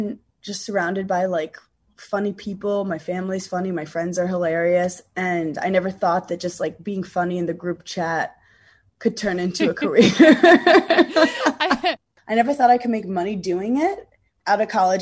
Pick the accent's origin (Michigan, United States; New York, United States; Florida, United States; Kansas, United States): New York, United States; also born or lived in Wisconsin; I'm from New York